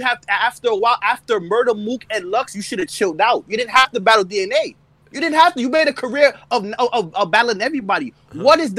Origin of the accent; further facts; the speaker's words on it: New York City, New York, United States; I'm from Brooklyn.